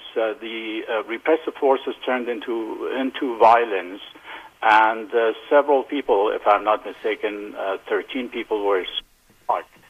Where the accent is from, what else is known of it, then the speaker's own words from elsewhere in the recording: Iran; moved away; in my hometown